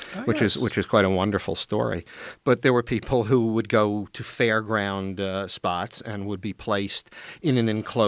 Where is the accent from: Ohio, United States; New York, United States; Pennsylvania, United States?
New York, United States; New York City; I grew up in Brooklyn